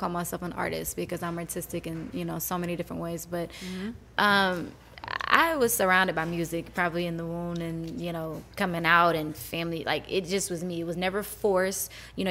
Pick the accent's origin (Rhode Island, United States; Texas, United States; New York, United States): Texas, United States; Houston; moved away; I'm from Houston